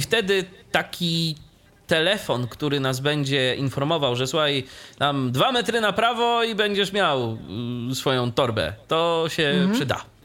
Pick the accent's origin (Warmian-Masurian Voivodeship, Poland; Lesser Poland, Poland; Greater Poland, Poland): Warmian-Masurian Voivodeship, Poland; Iława; z mojego rodzinnego miasta, czyli z Iławy